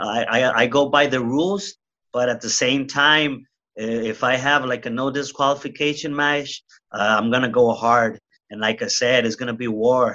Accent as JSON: {"language": "English", "town": "Tijuana", "region": "Baja California", "country": "Mexico", "tie": "born or raised there", "said": "I grew up in Tijuana, Mexico"}